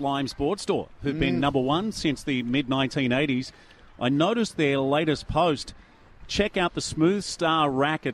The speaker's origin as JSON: {"language": "English", "region": "Queensland", "country": "Australia", "said": "I'm a Queenslander."}